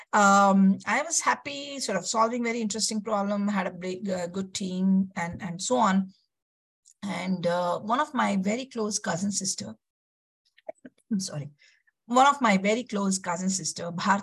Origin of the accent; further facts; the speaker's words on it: Bangalore, Karnataka, India; I'm basically from Bangalore, south of India